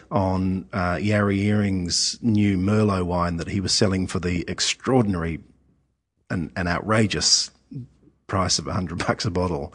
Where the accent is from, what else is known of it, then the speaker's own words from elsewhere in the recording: London, United Kingdom; now in Australia; I was living in, in, in growing up in London